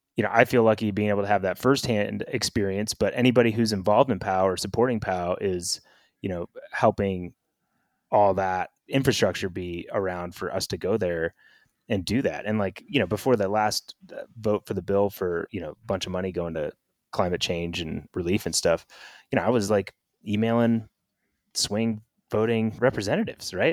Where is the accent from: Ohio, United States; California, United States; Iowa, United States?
California, United States; Northern; now in Bend, United States; living in Bend, and I grew up in Northern California